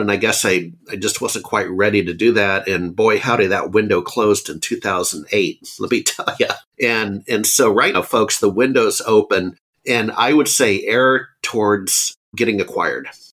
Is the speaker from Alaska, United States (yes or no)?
yes; Anchorage, Alaska, United States; also born or lived in Seattle, Washington; now in Austin, United States; I grew up in Alaska.